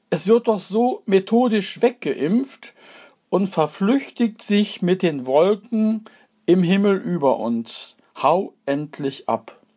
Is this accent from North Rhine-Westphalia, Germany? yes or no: yes; Duisburg, North Rhine-Westphalia, Germany; Also ich bin äh, Duisburger, ich bin Buchholzer. Ich komme aus der Afrikasiedlung, bin da geboren in einer Familie mit fünf Kindern und beiden Eltern eigentlich aus Bayern.